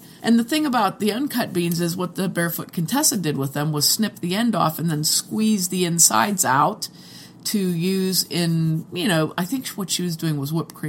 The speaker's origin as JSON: {"language": "English", "country": "United States", "said": "I'm American"}